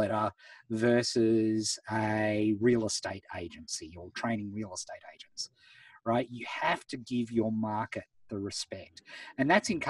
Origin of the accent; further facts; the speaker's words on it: Beechworth, Victoria, Australia; I grew up in Beechworth, town of 3,000 people